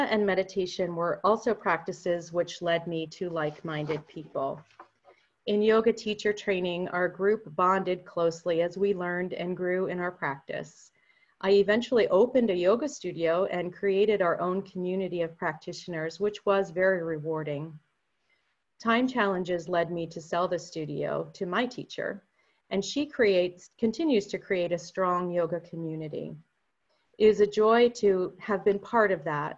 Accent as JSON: {"language": "English", "town": "Hollidaysburg", "region": "Pennsylvania", "country": "United States", "tie": "born or raised there", "said": "a thriving Lutheran congregation in my hometown of Hollidaysburg"}